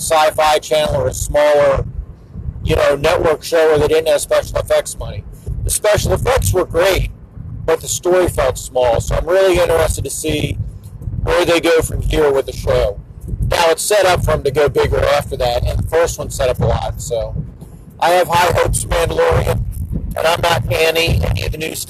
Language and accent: English; Wilmington, Delaware, United States; I grew up in the Wilmington, Delaware area.